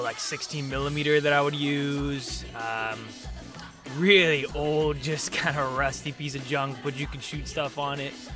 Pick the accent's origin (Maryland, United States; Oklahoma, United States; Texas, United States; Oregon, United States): Oregon, United States; Raleigh Hills; moved away as an adult; now in Los Angeles, United States; I grew up in an area called Raleigh Hills, which is right in between Portland and, uh, a suburb outside of Portland called Beaverton